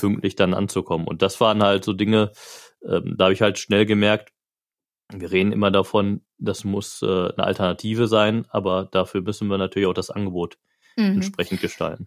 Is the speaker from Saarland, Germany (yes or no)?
no; Marl, North Rhine-Westphalia, Germany; also born or lived in Gelsenkirchen; wohnhaft seit meiner Kindheit in Mahl. Ich bin aufgewachsen, zur Schule gegangen, erst die Realschule in Mahl